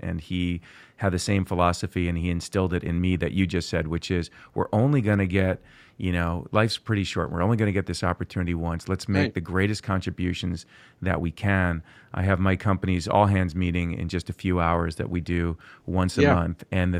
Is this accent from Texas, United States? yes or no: no; Port Washington, New York, United States; I was born in Port Washington.